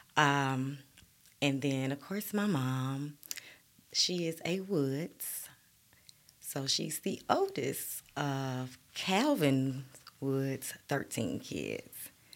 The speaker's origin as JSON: {"language": "English", "town": "Birmingham", "region": "Alabama", "country": "United States", "tie": "born or raised there", "said": "I grew up in Birmingham, Alabama. I am a Sixth Avenue baby"}